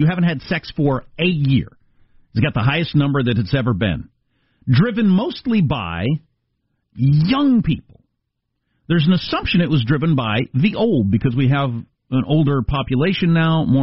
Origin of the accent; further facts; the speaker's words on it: Midwest, United States; moved away as an adult; also born or lived in East Coast / California; growing up in the Midwest